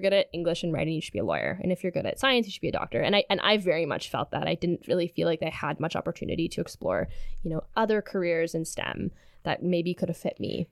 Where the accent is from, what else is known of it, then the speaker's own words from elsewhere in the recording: Sudbury, Ontario, Canada; moved away as an adult; now in Kingston, Canada; I'm originally from Sudbury, Ontario